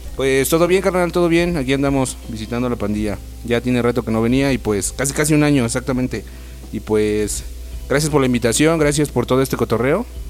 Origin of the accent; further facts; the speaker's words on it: Ecatepec, State of Mexico, Mexico; also born or lived in Zimatlán de Álvarez, Oaxaca; now in Oaxaca, Mexico; yo vengo de, soy, soy natal del Estado de México, de Catepec, en Catepón